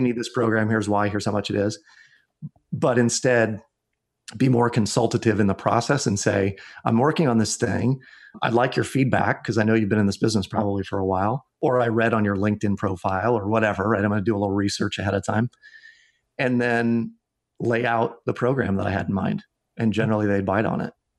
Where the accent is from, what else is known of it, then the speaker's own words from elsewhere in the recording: Iowa, United States; my home state of Iowa